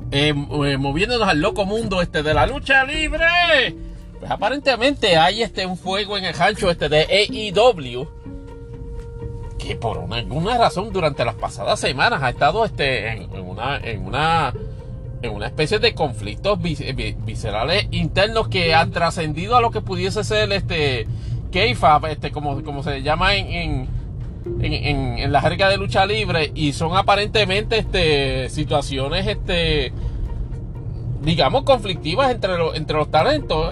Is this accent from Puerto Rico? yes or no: yes; Puerto Rico; yo nunca me he ofendido como puertorriqueño